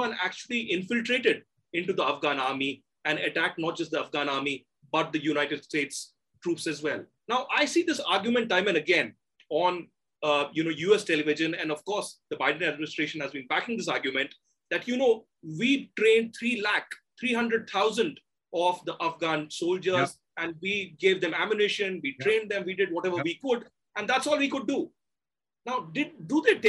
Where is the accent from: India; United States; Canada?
India; I'm an Indian